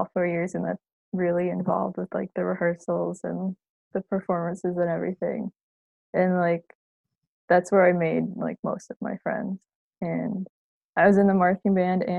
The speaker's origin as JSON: {"language": "English", "town": "Chicago", "region": "Illinois", "country": "United States", "moved": "yes", "said": "I'm from the Chicago area and I knew I wanted to stay in state for college"}